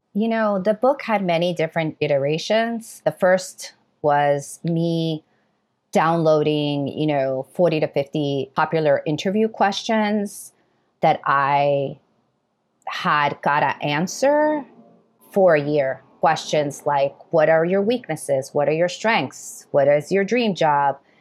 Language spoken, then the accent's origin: English; New York City, New York, United States; I was born in New York City, raised in New York City, educated in New York City